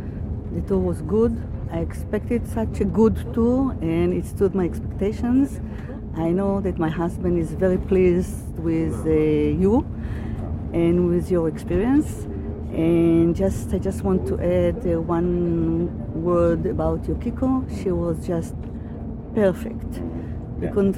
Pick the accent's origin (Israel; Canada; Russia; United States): Israel; I'm from Israel.